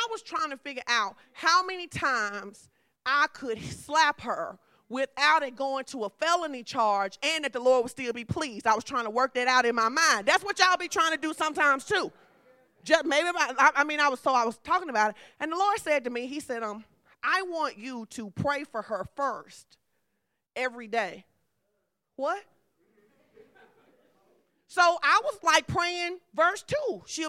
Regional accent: Fordyce, Arkansas, United States; I'm from Fordyce, baby. That's how we do.

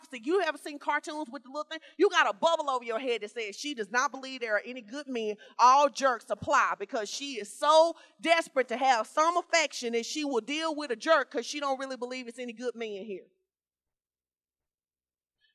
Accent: Arkansas, United States; moved away; I grew up in Fort Ice, Arkansas. It's a small town.

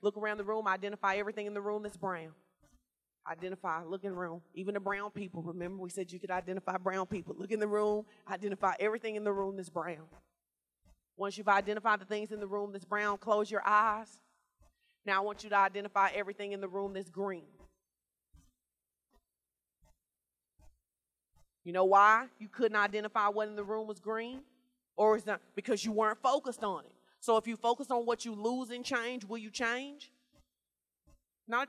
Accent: Arkansas, United States; moved away; I grew up in Fort Ice, Arkansas. It's a small town.

